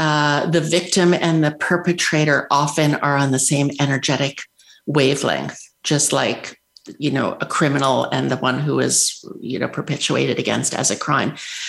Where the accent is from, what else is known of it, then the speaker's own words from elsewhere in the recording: New York, United States; moved away; I grew up in New York